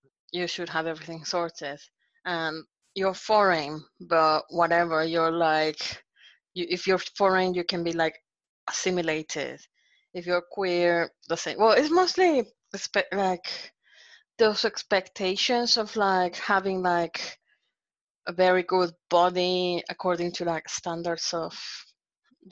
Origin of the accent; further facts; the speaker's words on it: Monterrey, Nuevo León, Mexico; from like uni in Monterrey, in my hometown.